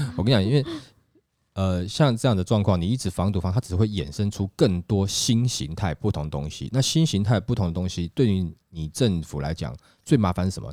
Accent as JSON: {"language": "Chinese", "country": "Taiwan", "said": "我们台湾人"}